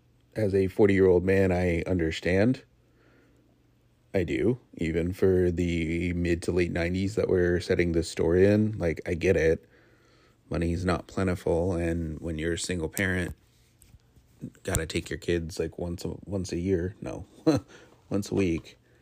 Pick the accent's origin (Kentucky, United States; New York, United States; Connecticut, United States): Connecticut, United States; every house in Connecticut where we grew up in Southern Connecticut, every home that you drive past is a multi-family house.